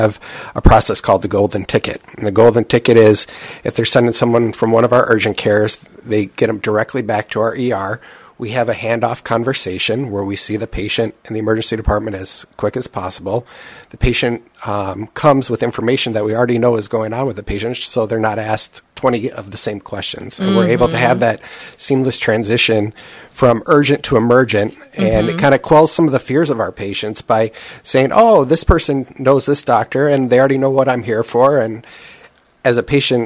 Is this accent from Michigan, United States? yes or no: yes; Troy, Michigan, United States; I grew up locally in Troy.